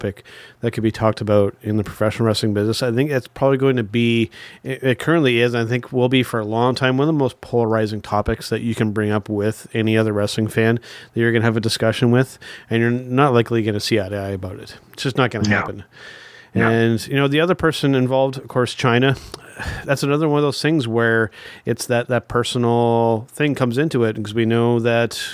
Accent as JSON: {"language": "English", "country": "Canada", "said": "as a Canadian wrestling fan"}